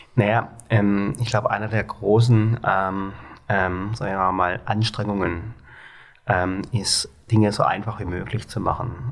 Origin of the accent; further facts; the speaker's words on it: Baden-Baden, Baden-Württemberg, Germany; accent: Baden (Alemannic); moved away as an adult; now in Hamburg, Germany; ich komme aus Baden-Baden.